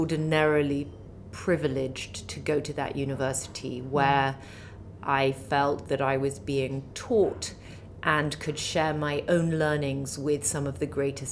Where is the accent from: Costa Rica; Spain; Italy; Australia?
Italy; Milan, Lombardy; also born or lived in Lake Como; now in London, United Kingdom; I was raised in Milan and on Lake Como